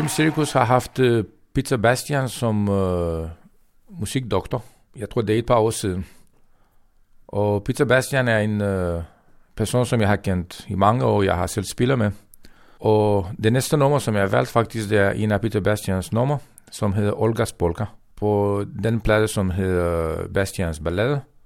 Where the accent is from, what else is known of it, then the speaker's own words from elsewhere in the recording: Romania; Danish is a second language; moved away as an adult; now in Denmark; jeg er sigøjner fra Rumænien. I de sidste 23 år, jeg har boet i Danmark